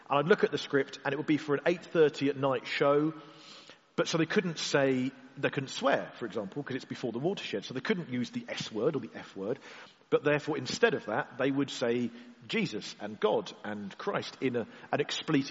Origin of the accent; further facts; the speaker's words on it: Cornwall, South West England, United Kingdom; being Cornish